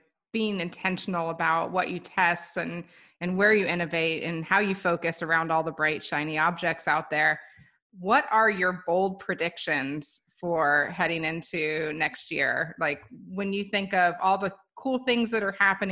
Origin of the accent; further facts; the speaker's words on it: Florida, United States; I grew up in Florida. I had an avocado tree in my grandmother's backyard. I grew up around avocados